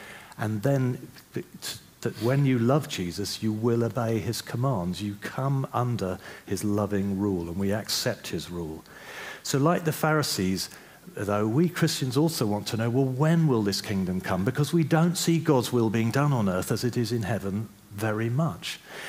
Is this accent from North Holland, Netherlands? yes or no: no; The Hague, South Holland, Netherlands; born there; Now, I was born in The Hague in the Netherlands. All right, we lived in one of these buildings, in an apartment in one of these buildings here. And I love Holland because I was born there.